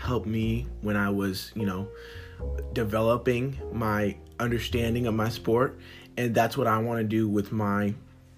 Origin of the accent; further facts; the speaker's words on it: the South, United States; I grew up in the South